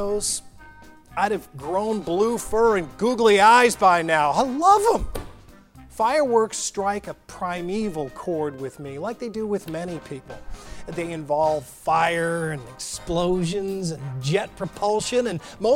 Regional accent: Missouri, United States; I'm from Missouri

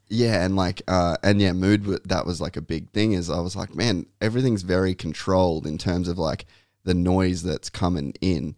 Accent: Cairns, Queensland, Australia; I grew up in Cairns

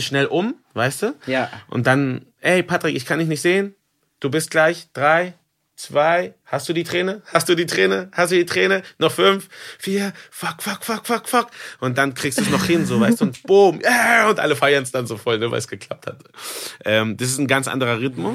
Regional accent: Mexico; now in Germany; ich komme aus Mexiko

